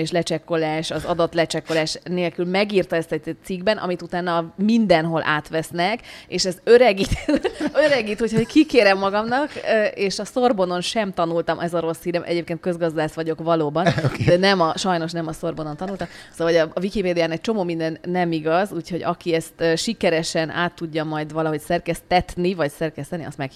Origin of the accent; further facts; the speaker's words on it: Prague, Czechia; tehát én gyerekkoromban ebben a közegben nőttem fel. Mi Prágában éltünk nagyon sokáig, de nem diplomaták